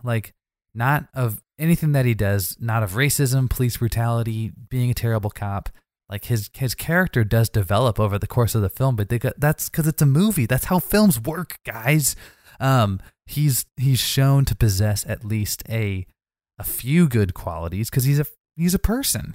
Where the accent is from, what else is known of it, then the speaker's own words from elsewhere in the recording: Missouri, United States; I'm from Missouri